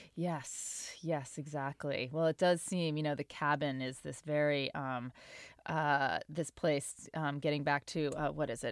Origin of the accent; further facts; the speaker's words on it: Portland, Maine, United States; I didn't grow up around Boston, but I grew up in Portland, Maine, which isn't too far away.